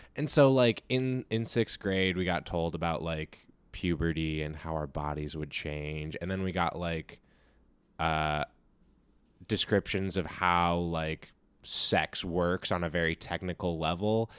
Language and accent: English; California, United States; I grew up here in California